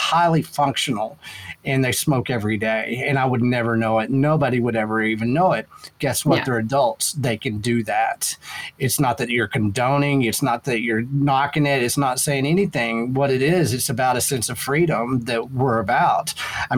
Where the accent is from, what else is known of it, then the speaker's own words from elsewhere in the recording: Texas, United States; I'm from Texas.